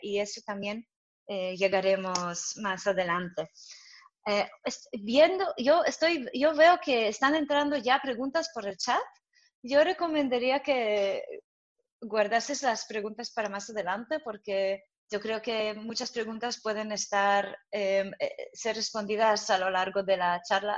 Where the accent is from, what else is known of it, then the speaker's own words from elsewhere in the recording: Jerusalem, Jerusalem District, Israel; Spanish is a second language; moved away as an adult; also born or lived in Soviet Union; now in Madrid, Spain; soy israelí, he crecido en Jerusalén y he venido a Madrid hace seis